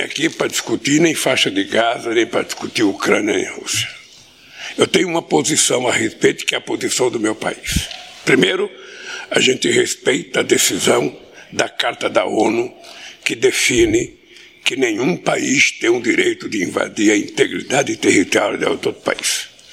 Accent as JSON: {"language": "Portuguese", "region": "São Paulo", "country": "Brazil", "tie": "born or raised there", "also_born_or_lived": "his native state (unnamed)", "said": "eu, aos cinco anos de idade, saí do meu estado natal para ir para São Paulo para não morrer de fome."}